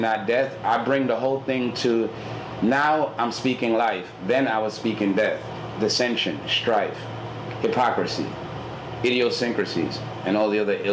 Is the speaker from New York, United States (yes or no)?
yes; New York City, New York, United States; moved away; also born or lived in Houston, Texas; I grew up in Brooklyn, and on my way to school, going to PS 106